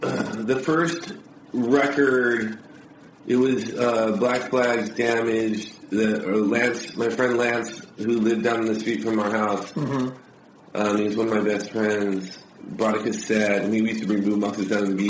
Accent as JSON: {"language": "English", "town": "Los Angeles", "region": "California", "country": "United States", "tie": "born or raised there", "moved": "yes", "lives_now": "Orange County, United States", "said": "I'm actually not an Orange County kid. I was born in Harbor City, in the South Bay. So I'm a South Bay."}